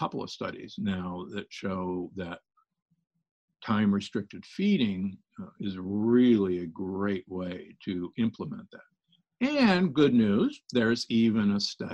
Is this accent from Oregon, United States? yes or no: no; Omaha, Nebraska, United States; born or raised there; moved away; also born or lived in Milwaukee, Wisconsin